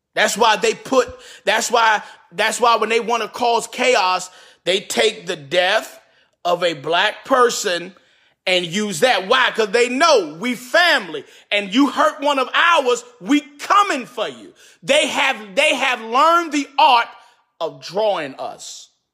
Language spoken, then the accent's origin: English; New York City, New York, United States; also born or lived in Bronx / Queens / Brooklyn; I was born and raised in Harlem, moved to the Bronx, also lived in Queens, lived in Brooklyn for a little while